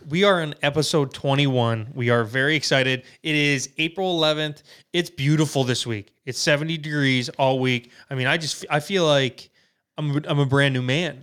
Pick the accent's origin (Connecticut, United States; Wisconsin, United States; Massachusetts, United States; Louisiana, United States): Wisconsin, United States; we're from Wisconsin